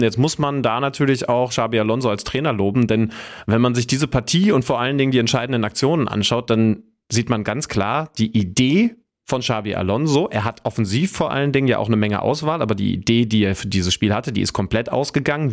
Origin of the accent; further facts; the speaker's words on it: Wolfsburg, Lower Saxony, Germany; moved away; das ist ja in meiner Heimat